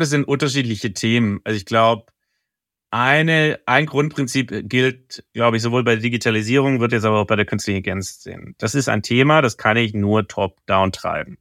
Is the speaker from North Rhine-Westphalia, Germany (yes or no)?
no; Stuttgart, Baden-Württemberg, Germany; now in Hamburg, Germany; meiner Heimatstadt